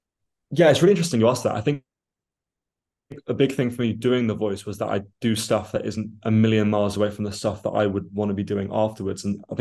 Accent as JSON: {"language": "English", "country": "Australia", "tie": "born there", "said": "I was born in Australia and it's always been a country I've wanted to go back to. And my father was Australian"}